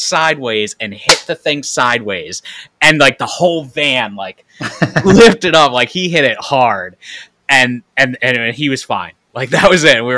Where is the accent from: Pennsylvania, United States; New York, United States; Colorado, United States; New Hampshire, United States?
New York, United States; Troy; I grew up in Troy, New York, which was the city